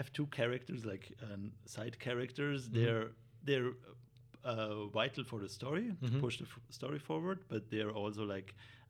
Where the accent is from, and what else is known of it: Vorarlberg, Austria; born or raised there; moved away as an adult; now in Vienna, Austria